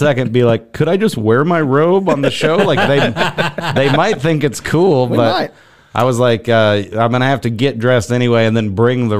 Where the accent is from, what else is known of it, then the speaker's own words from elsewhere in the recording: Missouri, United States; moved away; Missouri originally.